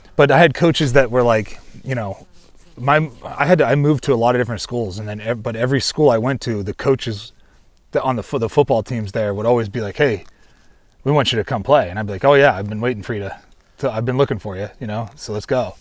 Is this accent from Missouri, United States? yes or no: no; Ohio, United States; moved away; where I grew up in Ohio